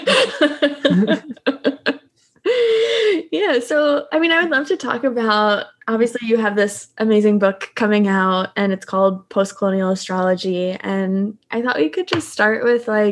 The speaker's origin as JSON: {"language": "English", "country": "United States", "tie": "born or raised there", "also_born_or_lived": "Southern Delaware / Washington DC suburbs", "moved": "yes", "said": "I grew up in partially DC suburbs and partially Southern Delaware"}